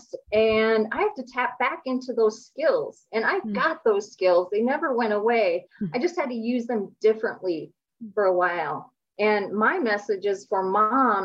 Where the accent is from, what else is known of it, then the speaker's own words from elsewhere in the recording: Minnesota, United States; I was born and raised in Minnesota